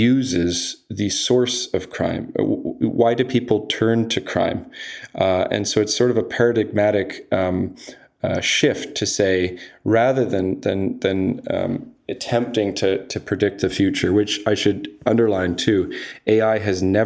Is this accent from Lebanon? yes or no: no; Canada; also born or lived in United Kingdom; I'm Canadian and British